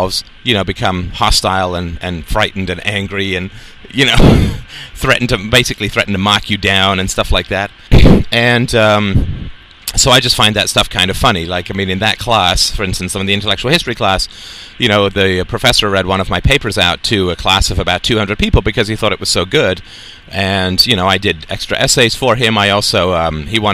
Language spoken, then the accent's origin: English; United Kingdom; growing up in the British culture